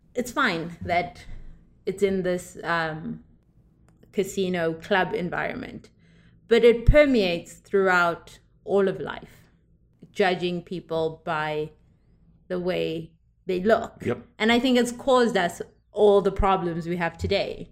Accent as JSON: {"language": "English", "country": "South Africa", "tie": "born or raised there", "moved": "yes", "said": "I grew up in South Africa"}